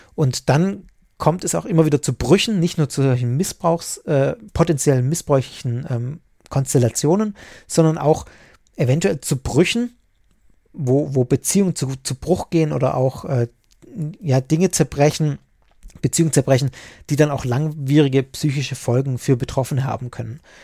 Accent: Swabia, Germany; bei uns im Schwabenland

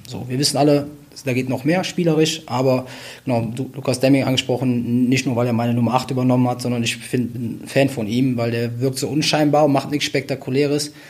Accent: Wuppertal, North Rhine-Westphalia, Germany; also born or lived in Cologne; Ich bin am Ölberg aufgewachsen

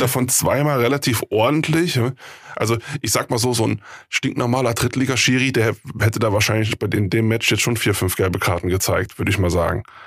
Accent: North Rhine-Westphalia, Germany; moved away; ich komme ja ursprünglich aus Nordrhein-Westfalen

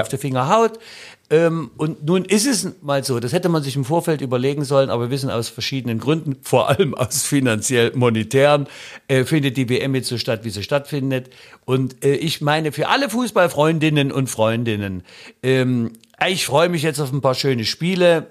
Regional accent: the East, East Germany, Germany; komm ich eigentlich aus dem Osten

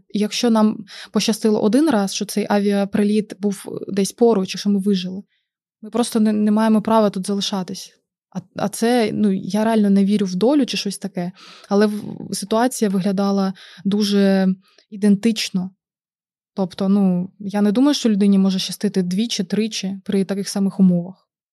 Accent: Mariupol, Donetsk Oblast, Ukraine; moved away as an adult; now in Oldenburg, Germany; ми з Маріуполя.

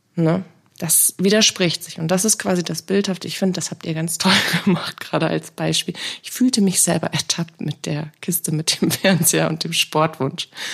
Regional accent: Bremen, Germany; Ich bin gebürtige Bremerin

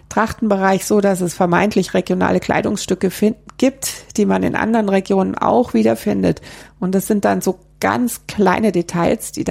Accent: Hesse, Germany; Also ich selber, ich habe das ja vorhin schon angedeutet, ich komme aus Hessen

